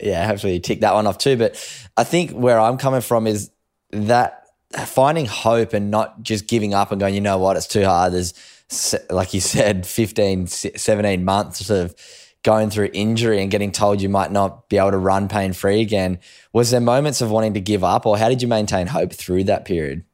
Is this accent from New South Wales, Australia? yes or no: yes; Sydney, New South Wales, Australia; the Harboard Harlequins down where I lived on the Northern Beaches